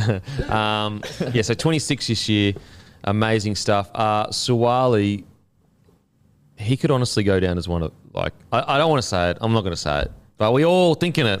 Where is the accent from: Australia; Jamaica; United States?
Australia; as an Australian